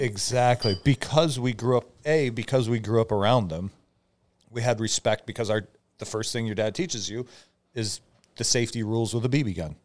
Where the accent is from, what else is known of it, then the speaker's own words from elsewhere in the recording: Omak, Washington, United States; moved away as an adult; I grew up in Omac, where guns are just part of your life